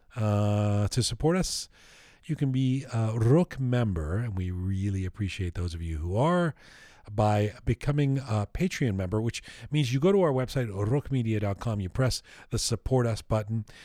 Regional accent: Canada; Canadian identity is that we're not American

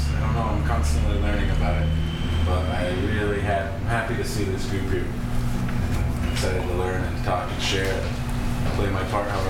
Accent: Bishop, California, United States; I'm from Bishop, Bishop Paiute Preservation

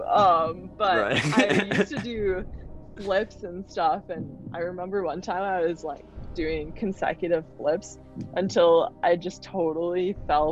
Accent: Wisconsin, United States; I grew up in Wisconsin

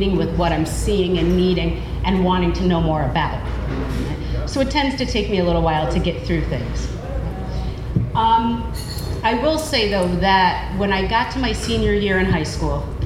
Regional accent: Troy, New York, United States; I grew up in the Burg, as we call it

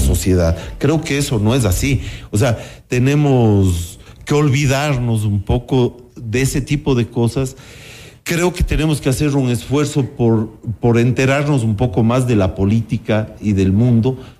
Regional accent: Cuenca, Azuay, Ecuador; en mi infancia en Cuenca, por ejemplo, todavía veíamos, y a mi propia escuela habían niños que iban descalzos

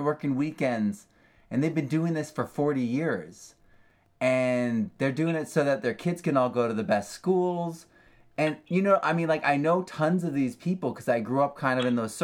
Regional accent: New England, United States; I'm from New England

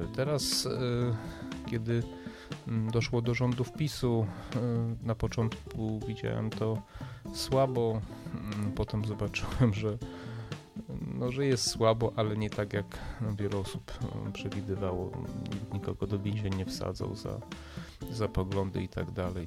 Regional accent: Poland

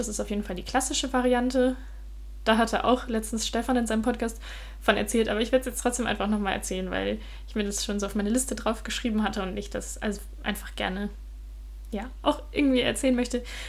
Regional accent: Germany; moved away as an adult; now in Denmark; bei uns in Deutschland

